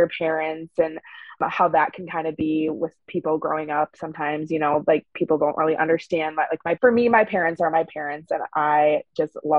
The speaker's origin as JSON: {"language": "English", "region": "northern Minnesota", "country": "United States", "tie": "born or raised there", "also_born_or_lived": "Korea", "said": "I grew up in a very small town in northern Minnesota"}